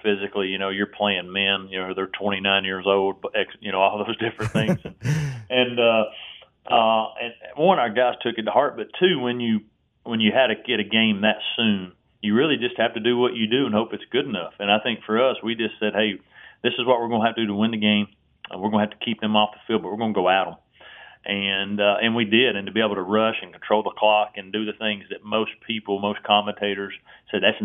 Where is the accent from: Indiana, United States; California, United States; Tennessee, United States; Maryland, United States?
Tennessee, United States; I grew up in Tennessee